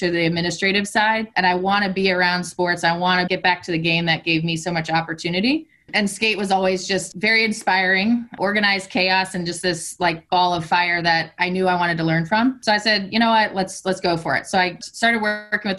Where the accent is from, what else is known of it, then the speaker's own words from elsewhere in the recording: Northern Virginia, United States; now in Richmond, United States; I grew up in Northern Virginia